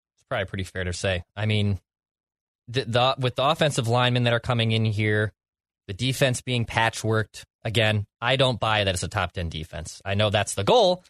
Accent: Ireland; as an Irish lad

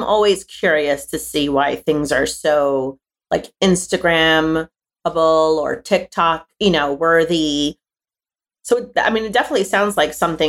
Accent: New York City, New York, United States; moved away as an adult; now in Long Island, United States; I am a Long Islander, not native. I wasn't born here. I grew up in New York City, but I currently live in Long Island. I moved here for my family to have a backyard and a fence and all those wonderful things that I didn't have as a child.

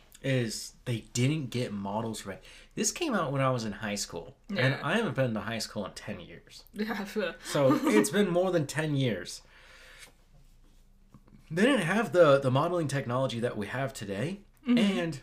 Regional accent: West Coast, United States; I'm from the West Coast.

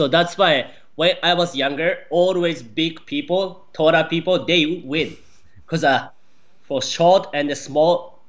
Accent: Japan; born or raised there; English is a second language; moved away as an adult; also born or lived in Florida; now in United States

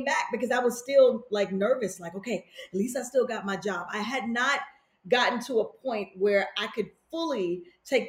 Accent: Chicago, Illinois, United States; moved away; also born or lived in New York City; growing up in Chicago, it's a very kind of pragmatic spirit

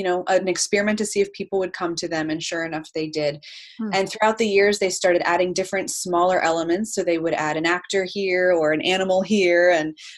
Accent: Lancaster County, Pennsylvania, United States; I am from Lancaster County

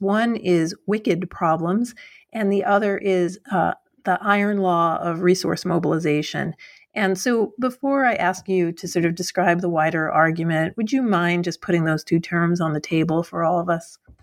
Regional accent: New York, United States; moved away; I'm originally from New York, but I wasn't in New York when Bloomberg was mayor

